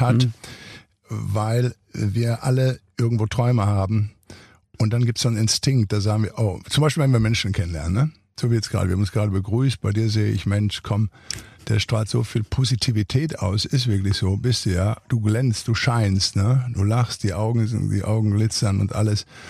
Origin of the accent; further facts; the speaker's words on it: Ruhr area, North Rhine-Westphalia, Germany; moved away as an adult; now in Santa Monica, United States; ich bin nun im Ruhrgebiet groß geworden